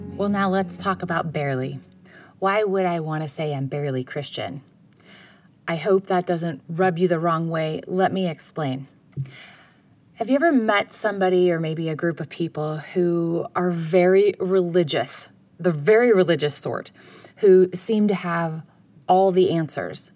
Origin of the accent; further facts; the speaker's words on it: United States; I'm from America